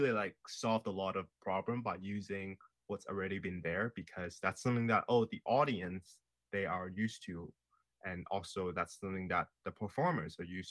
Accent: Hong Kong; now in Canada; I am from Hong Kong and I never had that education.

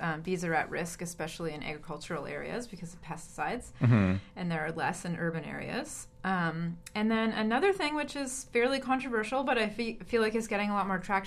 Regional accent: Vancouver, British Columbia, Canada; growing up in North America in Vancouver

